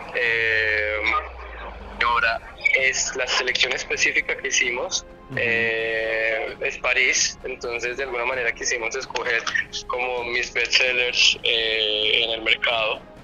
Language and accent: Spanish; Colombia; uno como colombiano